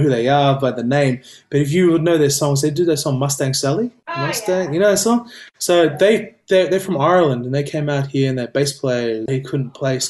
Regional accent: Gold Coast, Queensland, Australia; I've known Amy since we grew up together on the Goldie

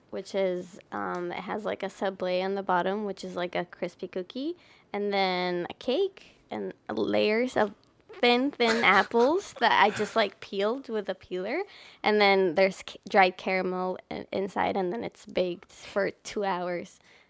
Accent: Ovda, Israel; also born or lived in Hatzerim / Re'ut; I was born in Ovda, which is an air base.

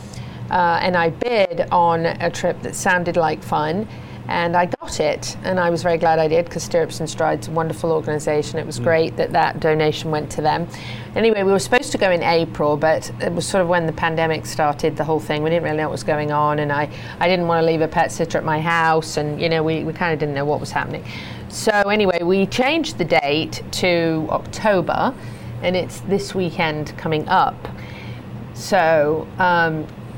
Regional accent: United Kingdom; being British.

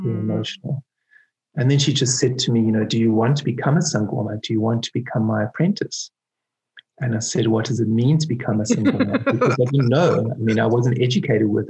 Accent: Cape Town, Western Cape, South Africa; when I was born in Cape Town, just beneath Table Mountain.

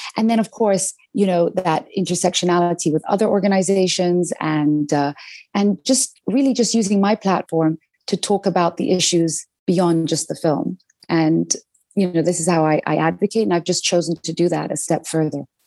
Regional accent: London, United Kingdom; growing up in London

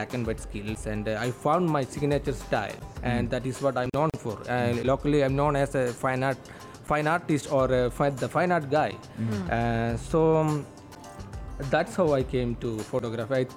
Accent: Kerala, India; now in United Arab Emirates; my hometown, which is in Kerala, India

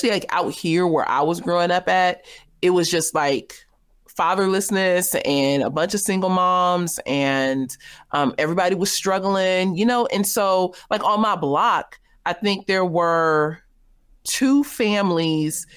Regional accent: the West, United States; I'm from the West

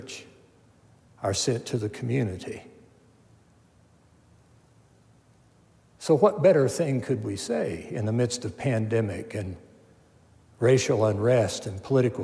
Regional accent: Milton, West Virginia, United States; our home where I grew up in Milton, West Virginia

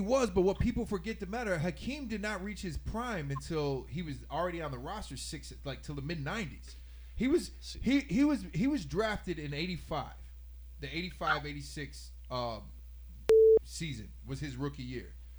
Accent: Houston, Texas, United States; now in upstate New York, United States; my hometown, Houston, Texas

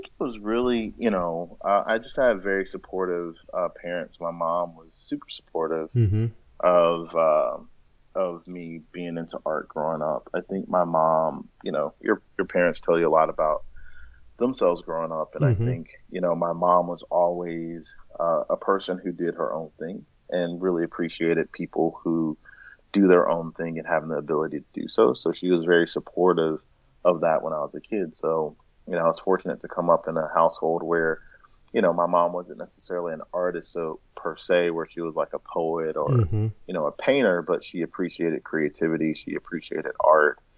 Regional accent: Greensboro, North Carolina, United States; moved away; I grew up in Greensboro, North Carolina

